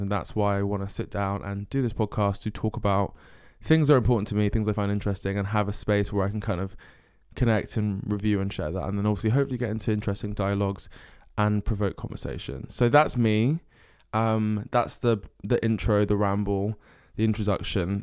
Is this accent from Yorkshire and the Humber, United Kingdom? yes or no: no; Essex, East of England, United Kingdom; moved away as an adult; also born or lived in North London / Bristol; now in London, United Kingdom; we moved to Essex when I was, um, I think like four or five years old. And then grew up in Essex, went to a school in Essex.